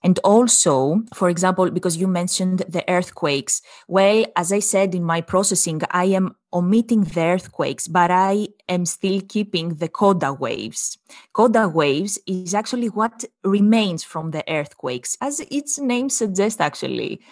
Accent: Greece; moved away; we come from Greece, both of us

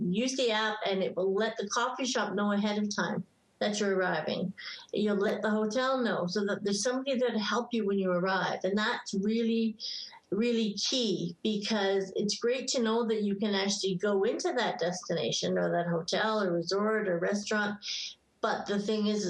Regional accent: England, United Kingdom; moved away; I was born in England

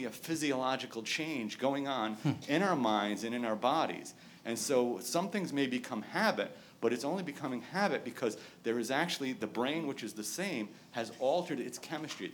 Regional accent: New England, United States; moved away; I'm not from California. I'm from New England.

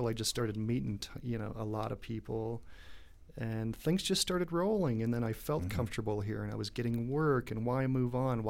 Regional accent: Southern California, United States; moved away as an adult; now in Denver, United States; I grew up in Southern California, and I made a conscious choice when I actually got a degree in finance from a university out there. And I made a conscious choice to leave Southern California. In 1996, I was going to go to either Phoenix or Santa Cruz, California, or Denver.

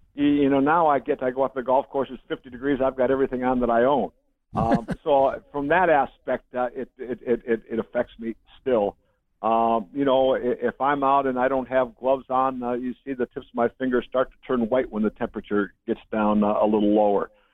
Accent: Batavia, Illinois, United States; I was a big Chicago Bear fan growing up in Batavia, Illinois, outside Chicago

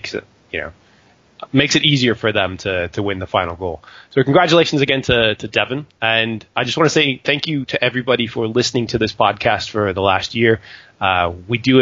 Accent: United States; moved away; despite being American

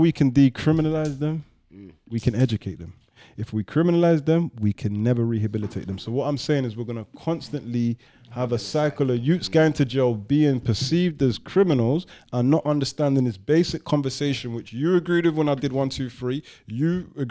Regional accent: London, United Kingdom; I'm not even from Holly Street. I'm from London Fields

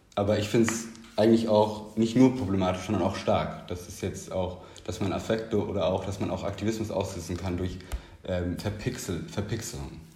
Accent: Munich, Bavaria, Germany; Ich bin ja in München aufgewachsen

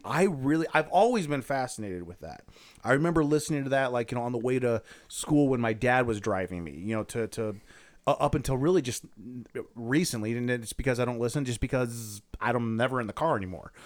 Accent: Akron, Ohio, United States; now in Lakewood, United States; I'm from Akron.

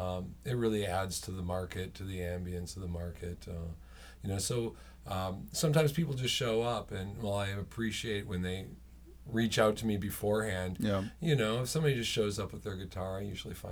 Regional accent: Minneapolis, Minnesota, United States; also born or lived in Portland / Southern California; I'm from Minneapolis. I moved from Portland to Southern California, and it was just horrible, and there were too many people, and I was scared, and I came home.

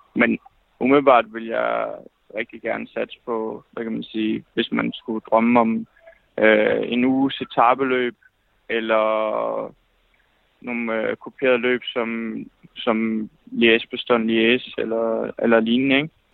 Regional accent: Fredericia, Southern Denmark, Denmark; jeg kommer fra, fra Fredericia

